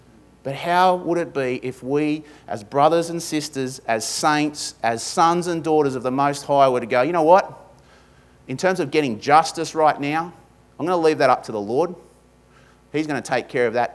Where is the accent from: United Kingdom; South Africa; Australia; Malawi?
Australia; accent: ocker; my ochre accent